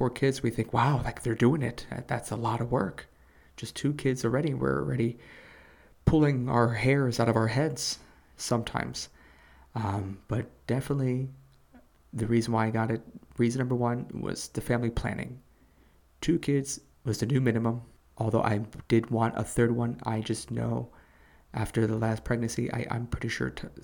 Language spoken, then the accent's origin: English; Chicago, Illinois, United States; moved away; They were asking where I was from. I told them I was from Chicago